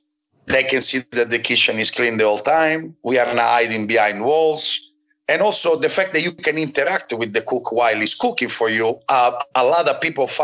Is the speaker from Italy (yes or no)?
yes; Rome, Lazio, Italy; moved away as an adult; now in Chicago, United States; I'm from Rome